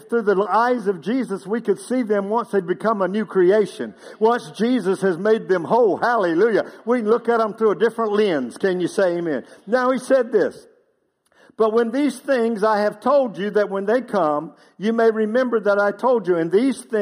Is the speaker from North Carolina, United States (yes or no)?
yes; Outer Banks of North Carolina, United States; moved away; I grew up on the Outer Banks of North Carolina.